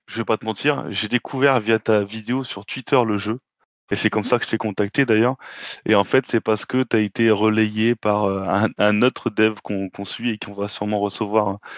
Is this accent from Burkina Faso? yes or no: no; France; On est français, euh, nous.